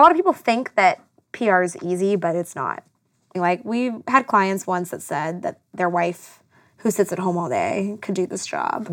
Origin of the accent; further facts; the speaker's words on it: South Carolina, United States; moved away as an adult; now in Los Angeles, United States; I was from South Carolina. I didn't know anyone. I was a transplant, like everybody else